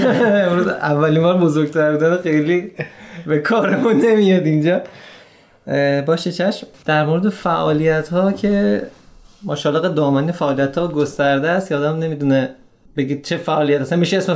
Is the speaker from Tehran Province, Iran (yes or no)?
no; Shiraz, Fars, Iran; 29 سال و اندی دارم از شیراز هستیم